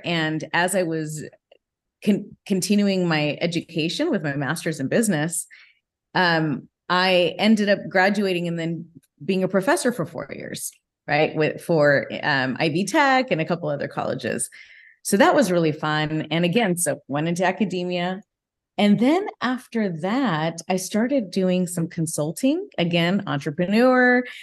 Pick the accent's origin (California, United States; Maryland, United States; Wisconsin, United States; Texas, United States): California, United States; Whittier; i grew up actually in whittier california